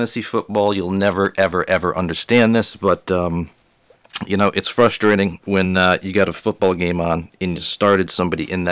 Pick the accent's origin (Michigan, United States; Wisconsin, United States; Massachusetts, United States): Massachusetts, United States; Boston; moved away; I came from Boston